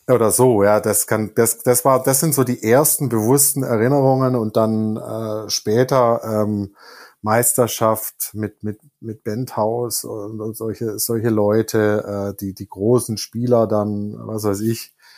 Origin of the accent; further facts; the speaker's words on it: Stuttgart, Baden-Württemberg, Germany; moved away as an adult; also born or lived in Tübingen; now in Cologne, Germany; ich komme gebürtig aus Tübingen, bin ab der Gymnasialzeit in Stuttgart gewesen und das dann bis, ähm, ja, bis zur Mitte meiner 20er äh, Lebensjahre